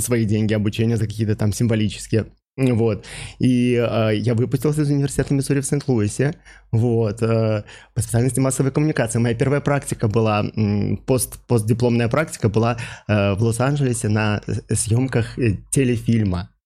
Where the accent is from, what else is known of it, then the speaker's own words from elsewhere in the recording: Minsk, Belarus; moved away as an adult; also born or lived in St. Louis, United States; Родился я в Минске